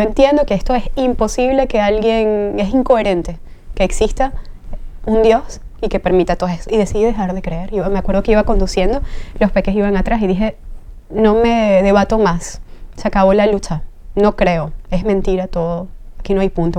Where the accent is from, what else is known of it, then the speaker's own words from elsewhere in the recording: Caracas, Capital District, Venezuela; moved away as an adult; now in Spain; soy de Venezuela, nací en Caracas